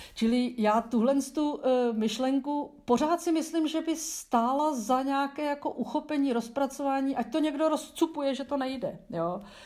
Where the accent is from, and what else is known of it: Czechia